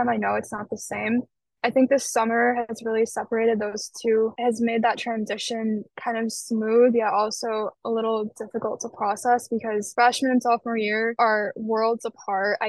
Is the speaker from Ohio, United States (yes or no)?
no; Michigan, United States; I'm from Michigan. Mm-hmm. But originally, I did want to go out of state. Like, I wanted to challenge myself and break out of that kind of barrier that I've always been in Michigan my whole life